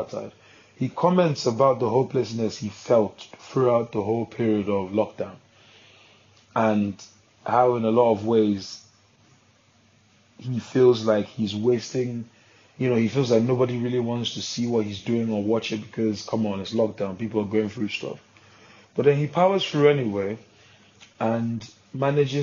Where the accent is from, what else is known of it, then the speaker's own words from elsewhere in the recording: Nigeria; I'm a Nigerian man